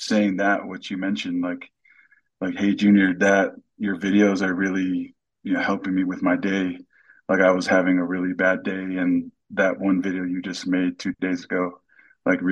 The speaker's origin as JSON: {"language": "English", "town": "Anaheim", "region": "California", "country": "United States", "tie": "born or raised there", "also_born_or_lived": "Pago Pago, American Samoa", "moved": "yes", "lives_now": "Utah, United States", "said": "I was born in Pongo Pongo, American Samoa, raised in Southern California, Anaheim, Riverside area. I live in Utah now."}